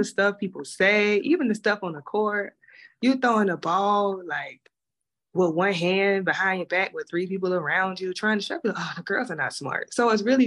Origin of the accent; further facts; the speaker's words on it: South Carolina, United States; I'm from South Carolina